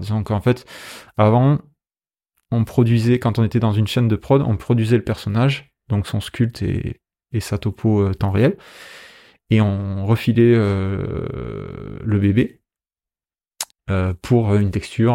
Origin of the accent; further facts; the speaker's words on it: Béziers, Occitania, France; moved away; also born or lived in Paris / Angoulême; je suis de Béziers à la base